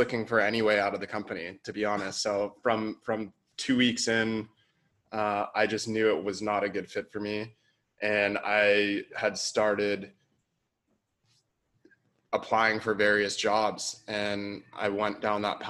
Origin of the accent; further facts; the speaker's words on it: San Diego, California, United States; also born or lived in San Francisco / Bali; I grew up in San Diego, moved to San Francisco for a couple years